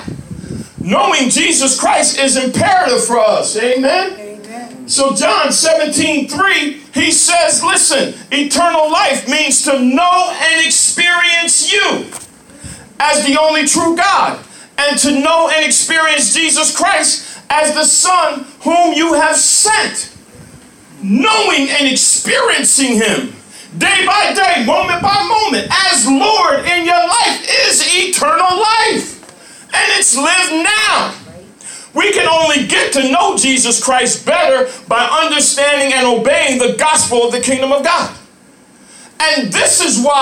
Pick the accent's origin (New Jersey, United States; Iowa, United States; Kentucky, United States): New Jersey, United States; Lawrenceville; moved away as an adult; also born or lived in Atlanta, Georgia; I grew up in Lawrenceville, New Jersey.